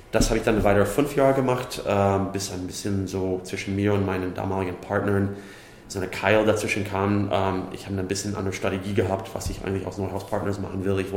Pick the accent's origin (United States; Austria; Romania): United States; German is a second language; also born or lived in Slovakia; now in Germany; Ich bin gebürtiger Slowake, bin in den USA aufgewachsen